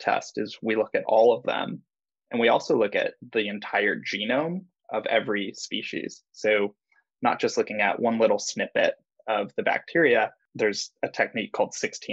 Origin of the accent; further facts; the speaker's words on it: San Clemente, California, United States; moved away as an adult; also born or lived in San Diego, United States; now in San Francisco, United States; I was from South Orange County, San Clemente. It's a little surf town. So we were pretty much beach people